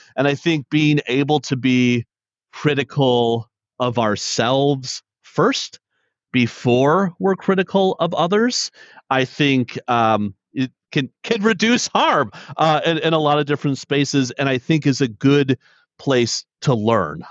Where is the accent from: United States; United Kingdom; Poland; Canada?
United States; Detroit, Michigan; born and raised in Detroit